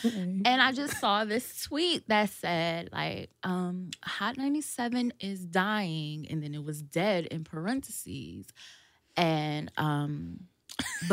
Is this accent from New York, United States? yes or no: yes; Buffalo, New York, United States; I'm from Buffalo, New York, right?